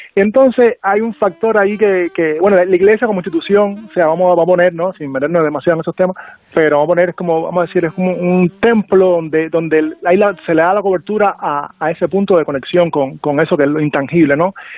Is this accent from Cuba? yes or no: yes; Cuba; accent: Cuban; con este acento cubano